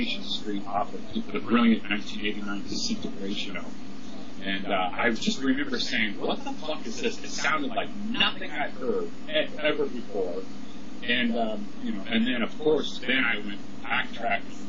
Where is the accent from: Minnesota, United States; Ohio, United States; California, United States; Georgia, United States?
California, United States; San Francisco; I'm from San Francisco